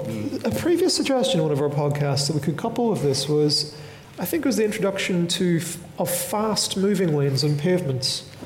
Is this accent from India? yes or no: no; Northern Ireland, United Kingdom; I'm from Northern Ireland.